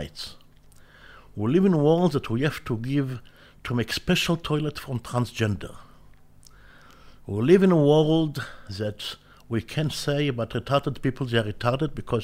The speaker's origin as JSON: {"language": "English", "country": "Israel", "tie": "born or raised there", "said": "I was born in Israel"}